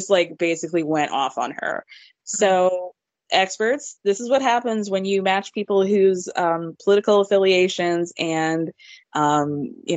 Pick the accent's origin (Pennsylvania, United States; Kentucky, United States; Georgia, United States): Georgia, United States; I grew up in Georgia